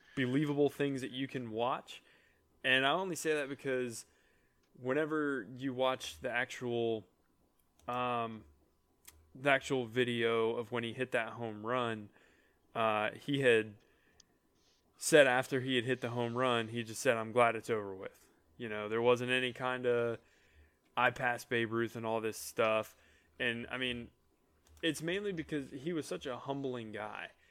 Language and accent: English; Atlanta, Georgia, United States; when you're growing up in Atlanta and you're in a, and you're a Braves fan